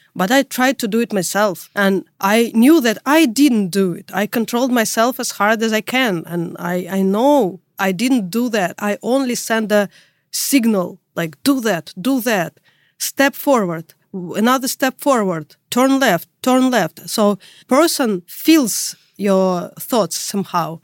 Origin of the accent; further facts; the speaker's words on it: Russia; English is a second language; moved away as an adult; now in Europe; I'm from Russia. You could already tell that by my tough accent. But now I live in Europe